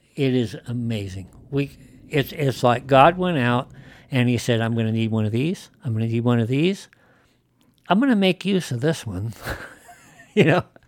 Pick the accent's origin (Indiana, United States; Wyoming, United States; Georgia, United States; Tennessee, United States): Wyoming, United States; I grew up in Wyoming